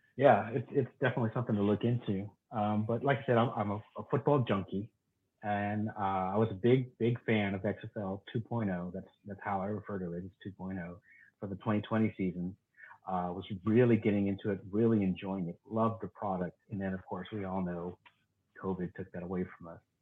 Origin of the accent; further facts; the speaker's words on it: Texas, United States; I'm from Texas